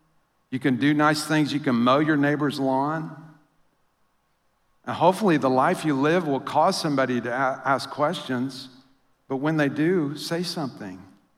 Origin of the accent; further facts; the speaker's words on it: Louisiana, United States; now in St. Louis, United States; But that feeling of, or like when I came to St. Louis, I came from Louisiana, and somebody started talking about hockey. I'd never even heard the word hockey in Louisiana.